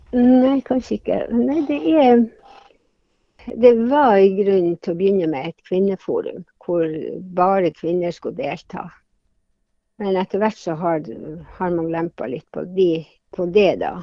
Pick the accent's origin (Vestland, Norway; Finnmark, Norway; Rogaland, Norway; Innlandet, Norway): Finnmark, Norway; Hammerfest; now in Tromsø, Norway; hjembyen min, Hammerfest